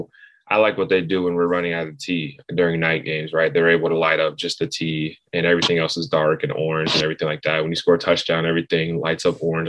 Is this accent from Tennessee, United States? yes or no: yes; Knoxville, Tennessee, United States; I grew up in Knoxville, grew up coming to games